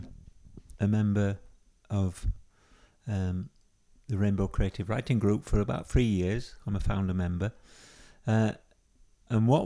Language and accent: English; Yorkshire and the Humber, United Kingdom; where I was growing up. So a lot of the characters are from Yorkshire, because that's where you can tell by my accent.